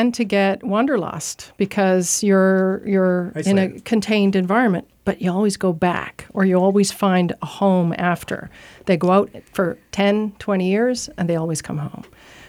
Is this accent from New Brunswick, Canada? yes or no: yes; Saint John, New Brunswick, Canada; Yeah, I'm a St. Johner.